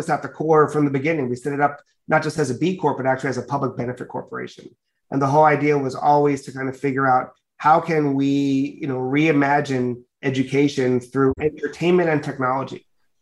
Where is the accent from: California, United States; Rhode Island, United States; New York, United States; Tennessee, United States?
New York, United States; Mount Vernon; I'm a Dominican American kid born and raised in Mount Vernon, New York.